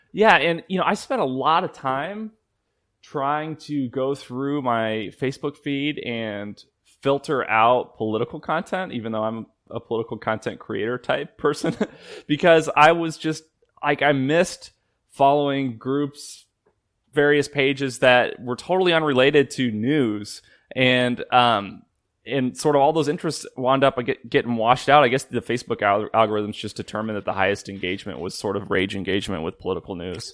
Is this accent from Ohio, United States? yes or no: no; Illinois, United States; I'm from Illinois